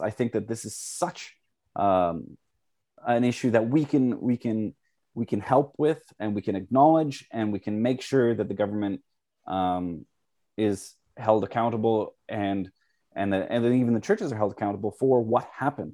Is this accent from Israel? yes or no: no; Canada; I am a first generation Canadian